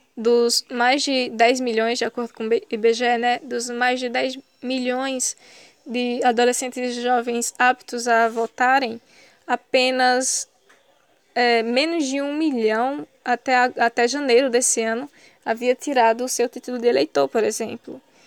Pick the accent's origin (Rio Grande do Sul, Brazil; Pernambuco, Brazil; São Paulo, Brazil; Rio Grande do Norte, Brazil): Pernambuco, Brazil; Ouricuri; Eu sou do sertão do Araripe, da cidade de Oricuri, uma comunidade de uma comunidade rural chamada Sítio Lagoa do Pau Ferro